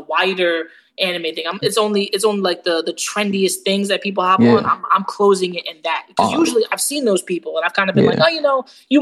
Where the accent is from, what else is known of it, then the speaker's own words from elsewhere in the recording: United States; I'm an American.